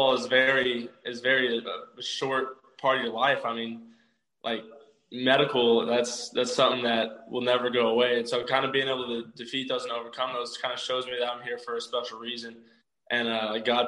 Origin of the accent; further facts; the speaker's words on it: Spiro, Oklahoma, United States; also born or lived in Broken Arrow, Oklahoma; I'm originally from a place called Spiro, Oklahoma, which is like 3,000 people